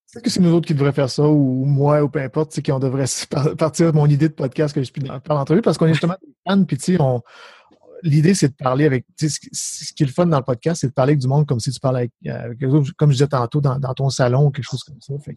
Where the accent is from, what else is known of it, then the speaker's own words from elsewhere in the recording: Saguenay, Quebec, Canada; now in Ontario, Canada; je viens en Ontario, je viens du Saguenay, mais je, viens en Ontario